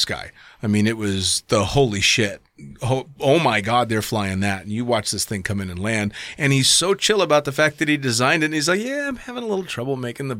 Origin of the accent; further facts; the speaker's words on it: California, United States; I'm just from California.